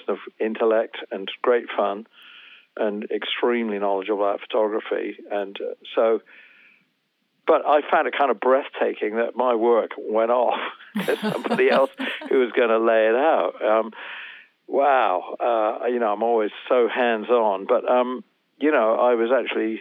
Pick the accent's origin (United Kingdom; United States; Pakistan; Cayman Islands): United Kingdom; England; I grew up, of course, in England and I'm English.